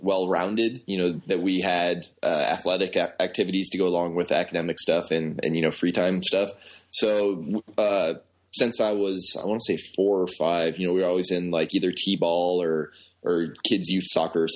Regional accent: Southern California, United States; also born or lived in Philadelphia, Pennsylvania; I was born in Philadelphia, but my parents moved to California when I was one. So for defense and purposes, I'm from Southern California

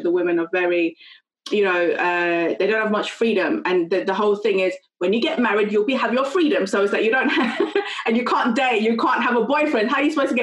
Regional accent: London, United Kingdom; born or raised there; also born or lived in Kurdistan, Iraq

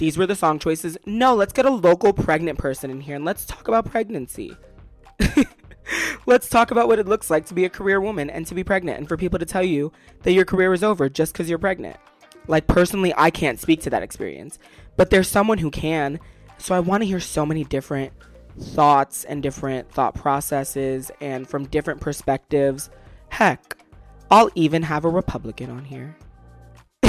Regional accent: Brooklyn, New York, United States; moved away as an adult; also born or lived in Yonkers, New York; now in the South, United States; I was born in Yonkers, but they brought me back to Brooklyn as fast as humanly possible

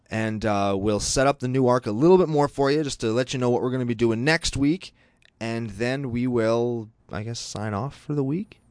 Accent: Canada; I'm Canadian

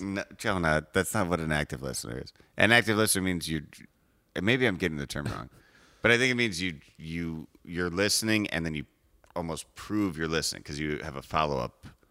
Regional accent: Evanston, Illinois, United States; I'm from Evanston. I'm not from Chicago.

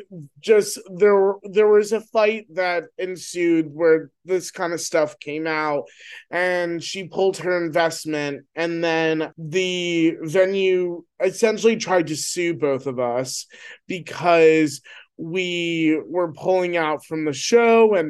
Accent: New Jersey, United States; I'm from New Jersey

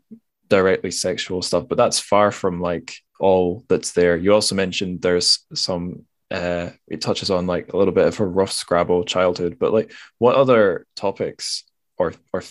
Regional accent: Scotland, United Kingdom; as a Scottish person

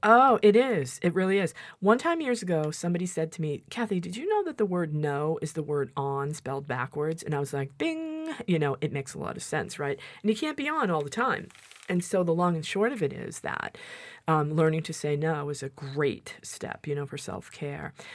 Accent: Massachusetts, United States; moved away as an adult; also born or lived in Santa Barbara, California; I grew up here in Massachusetts

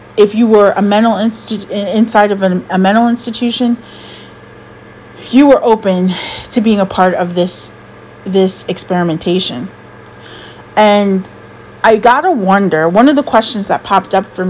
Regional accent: United States; I love being an American

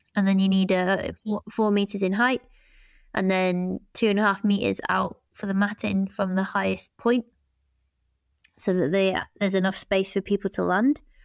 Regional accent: United Kingdom; we're British

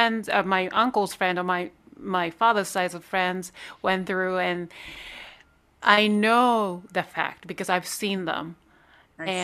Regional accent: Japan; moved away; I'm Korean, but I was born in Japan

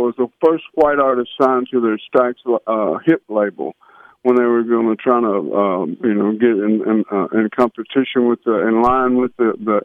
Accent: Memphis, Tennessee, United States; moved away as an adult; also born or lived in England; I was born in Memphis and raised in that whole area around there. It's my home, so it's my hometown.

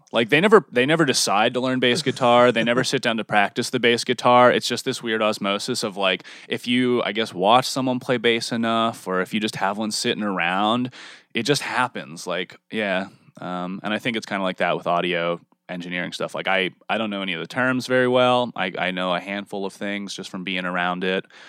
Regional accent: Texas, United States; also born or lived in California / Wisconsin; now in Pittsburgh, United States; I was born in California, grew up in Texas, lived in Wisconsin for a little while, and now I'm back here

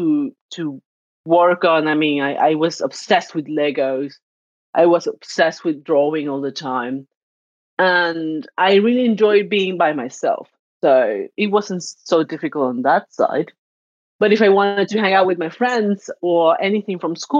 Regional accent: Arraiján, Panamá Oeste, Panama; now in Zadar, Croatia; I'm from Panama, and I'm currently living in Zadar, Croatia

